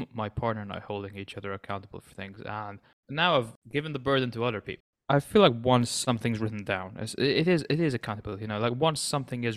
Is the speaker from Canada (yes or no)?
no; Malta; I'm from the Mediterranean island of Malta